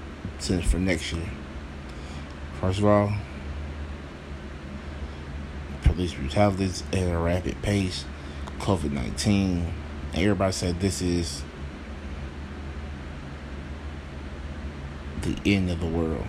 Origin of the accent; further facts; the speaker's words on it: Atlanta, Georgia, United States; I'm from Atlanta